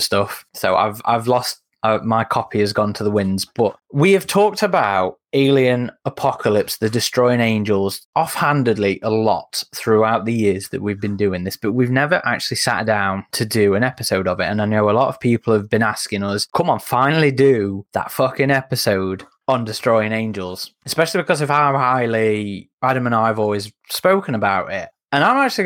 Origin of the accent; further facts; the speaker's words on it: United Kingdom; I'm British.